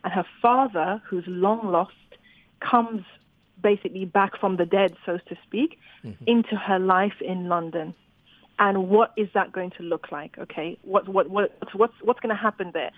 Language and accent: English; Zimbabwe; I grew up in Zimbabwe